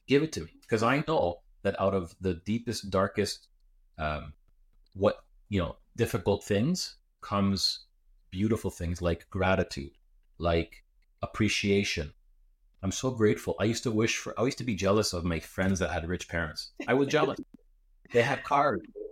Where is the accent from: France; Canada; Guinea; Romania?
Canada; I was born in Canada, I went to Greek school 2 days a week.